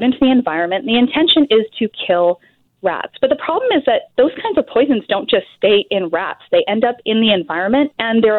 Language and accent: English; Alberta, Canada; now in British Columbia, Canada; I'm originally from Alberta, the rat-free province